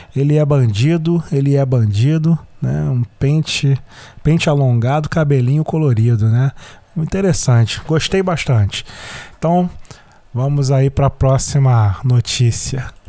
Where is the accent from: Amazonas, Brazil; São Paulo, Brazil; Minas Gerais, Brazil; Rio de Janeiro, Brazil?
Rio de Janeiro, Brazil; first language Portuguese; A gente aqui no Rio de Janeiro